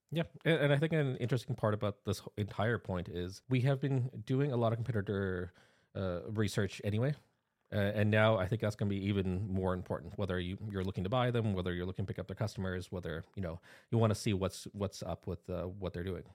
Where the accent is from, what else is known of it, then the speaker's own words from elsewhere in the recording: Canada; accent: Canadian; I'm a Canadian national. Uh, so that's why th-, this is what a Canadian accent actually sounds like